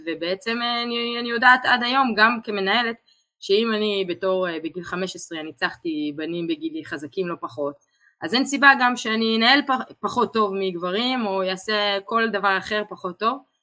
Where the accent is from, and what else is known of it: Israel